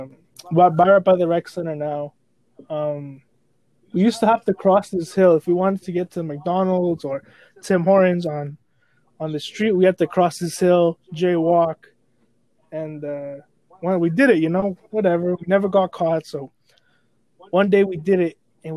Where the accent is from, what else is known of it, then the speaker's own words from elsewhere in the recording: El Salvador; David, Daniel, me, and the other brother were from El Salvador